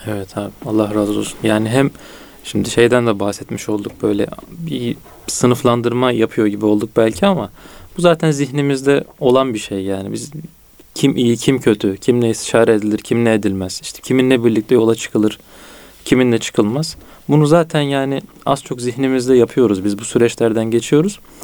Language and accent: Turkish; Çanakkale, Turkey; Bizim orada Çanakkale'de şey derler, e, ahiretliyim derler